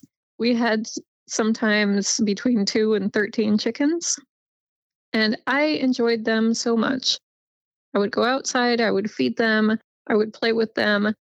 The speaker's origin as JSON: {"language": "English", "town": "Petaluma", "region": "California", "country": "United States", "tie": "born or raised there", "also_born_or_lived": "Santa Rosa, California", "said": "I am from not too far away from Santa Rosa. Actually, I was born in Petaluma and grew up there. Petaluma is in Northern California, just about an hour north of San Francisco"}